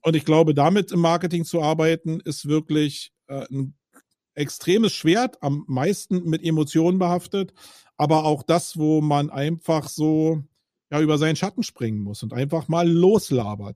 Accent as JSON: {"language": "German", "region": "Berlin", "country": "Germany", "said": "ich bin Berliner"}